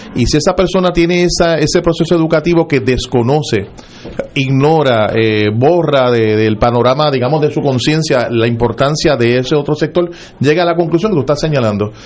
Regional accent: Puerto Rico; somos una nación distinta

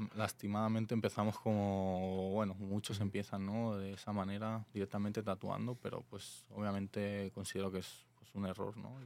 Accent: Alicante, Valencian Community, Spain; moved away as an adult; now in Tijuana, Mexico; vengo de Alicante, España.

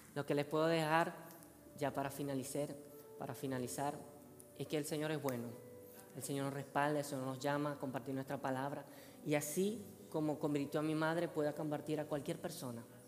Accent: Venezuela; moved away; yo soy venezolano

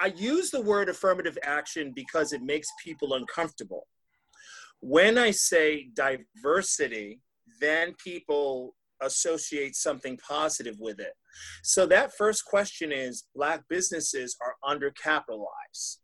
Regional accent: Boston, Massachusetts, United States; I'm from Boston

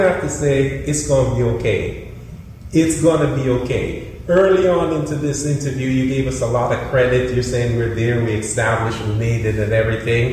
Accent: Florida, United States; we're from Florida.

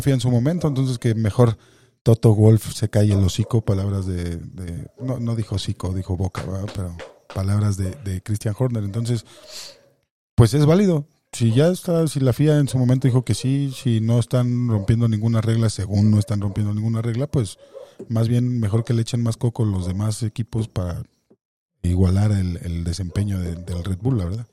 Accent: Mexico; como mexicano

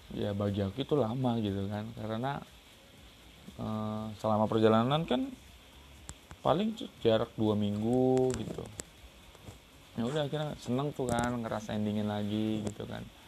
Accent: Riau, Indonesia; Aku dari Riau

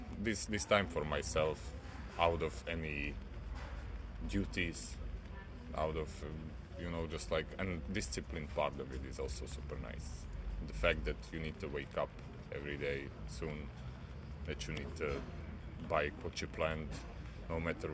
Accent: Slovakia

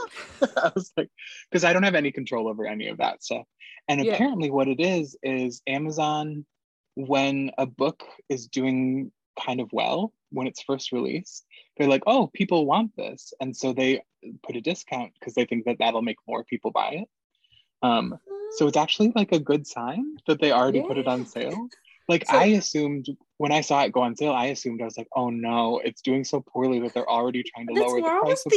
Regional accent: Ann Arbor, Michigan, United States; the University of Michigan, which is in my hometown of Ann Arbor

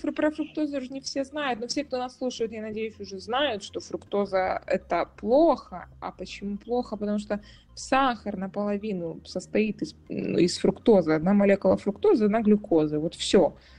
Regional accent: Kyiv, Ukraine; moved away as an adult; now in Germany; я выросла в Киеве

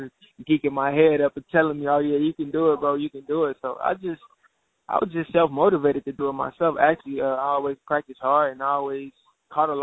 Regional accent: Chicago, Illinois, United States; moved away as an adult; also born or lived in Dodge City, Kansas / Minnesota; I'm from the south side of Chicago.

